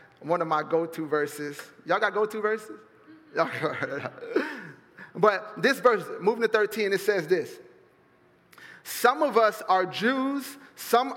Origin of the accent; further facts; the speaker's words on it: Fort Myers, Florida, United States; I'm from Fort Myers